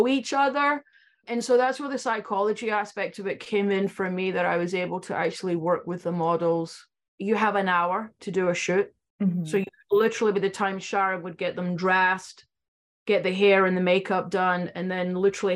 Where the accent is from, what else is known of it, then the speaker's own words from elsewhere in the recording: Scotland, United Kingdom; moved away; I was from Scotland.